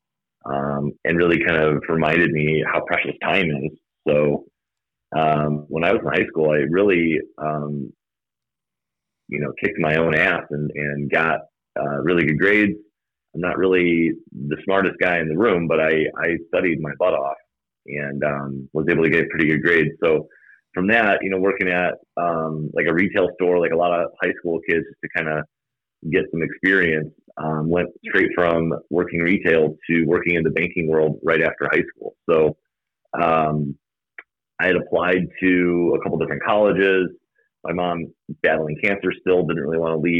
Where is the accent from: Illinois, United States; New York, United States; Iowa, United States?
Illinois, United States; Algonquin; I grew up in Algonquin